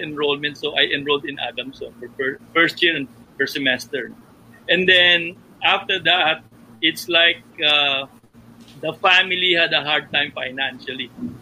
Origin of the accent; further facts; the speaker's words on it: Caloocan, Metro Manila, Philippines; I grew up in Caloocan